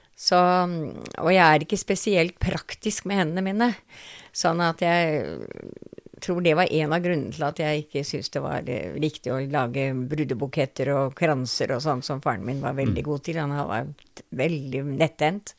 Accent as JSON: {"language": "Norwegian", "region": "Eastern Norway", "country": "Norway", "tie": "born or raised there", "also_born_or_lived": "Oslo", "said": "da ble jeg født eh, nede på Østlandet, hvor hun arbeidet"}